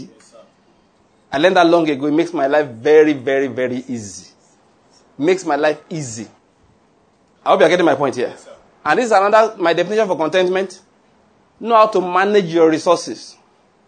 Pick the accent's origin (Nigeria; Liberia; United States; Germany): Nigeria; I'm a Nigerian